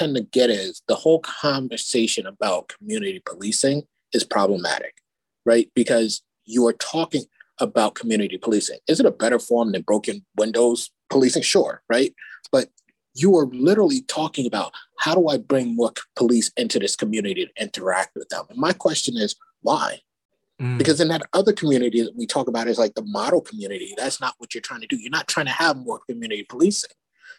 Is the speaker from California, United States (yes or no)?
no; Bronx, New York, United States; growing up in the Bronx and going to school and having to take the train down to Manhattan when I started high school